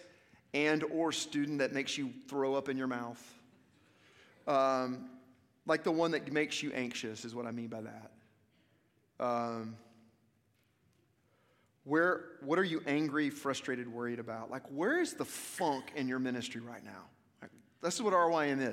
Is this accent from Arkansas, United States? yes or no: yes; Little Rock, Arkansas, United States; also born or lived in Memphis, Tennessee / Cleveland, Mississippi; now in Franklin, United States; I'm originally from Little Rock, Arkansas